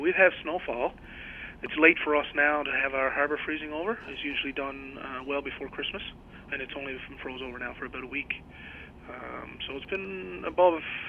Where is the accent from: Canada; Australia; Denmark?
Canada; Goose Cove, Newfoundland and Labrador; I grew up in Goose Cove, which is about 10 kilometers away from St. Anthony